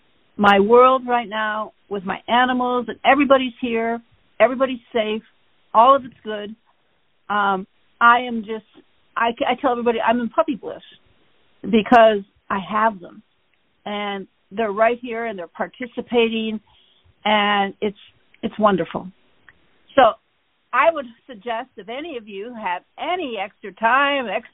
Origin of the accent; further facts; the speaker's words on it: Michigan, United States; moved away; I grew up in Michigan